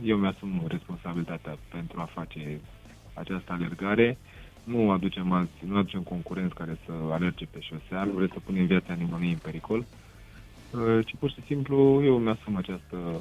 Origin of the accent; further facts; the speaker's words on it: Râmnicu Sărat, Buzău County, Romania; sunt din Râmnicu Sărat